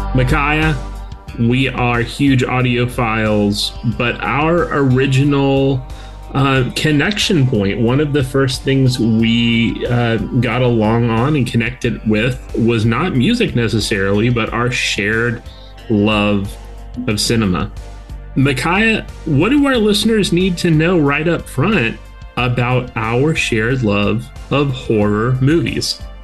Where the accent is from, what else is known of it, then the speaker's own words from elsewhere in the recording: South Florida, United States; by the time I got to high school, growing up in South Florida